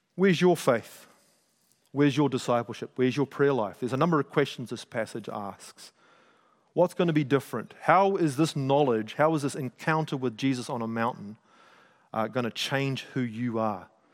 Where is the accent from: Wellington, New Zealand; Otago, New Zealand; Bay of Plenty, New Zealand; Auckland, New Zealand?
Auckland, New Zealand; I grew up in South Auckland